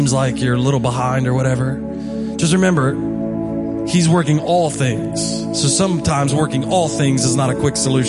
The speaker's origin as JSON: {"language": "English", "town": "Hedgesville", "region": "West Virginia", "country": "United States", "said": "from Hedgesville"}